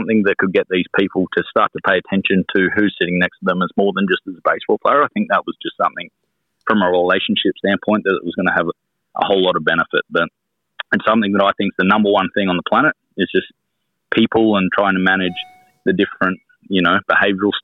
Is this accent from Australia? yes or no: yes; Australia; moved away as an adult; being Australian, we sound a little bit different, but some of our vernacular is a little bit different as well